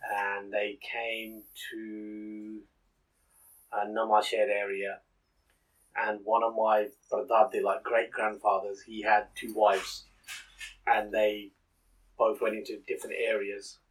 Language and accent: English; Northampton, East Midlands, United Kingdom; I was born here in Northampton, okay. and obviously born to Punjabi Sikh uh, parents